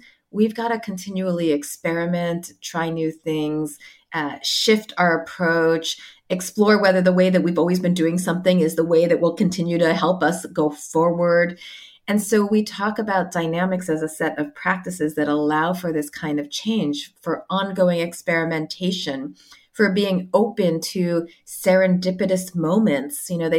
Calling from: Sydney, New South Wales, Australia; I am calling in from Sydney, where I am on sabbatical at the moment.

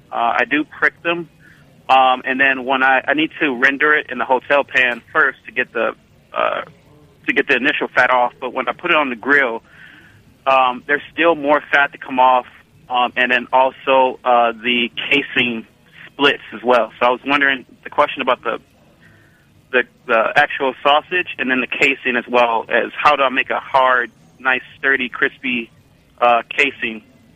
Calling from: Milwaukee, Wisconsin, United States; I'm calling from Milwaukee, Wisconsin.

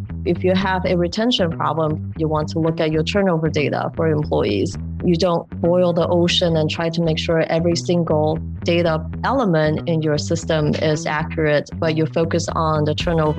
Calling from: Chicago, Illinois, United States; Today, I'm in my home in Chicago.

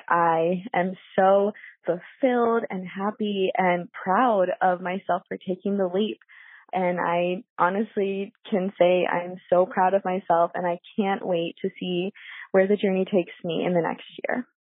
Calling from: Virginia, United States; I'm calling from Virginia.

